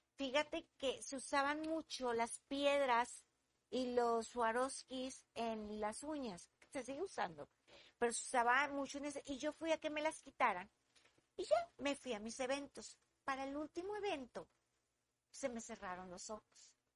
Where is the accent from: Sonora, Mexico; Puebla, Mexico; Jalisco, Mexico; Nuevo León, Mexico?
Nuevo León, Mexico; Monterrey; soy regia y me, me gusta hacer lo que hago aquí y aquí lo tengo y aquí soy feliz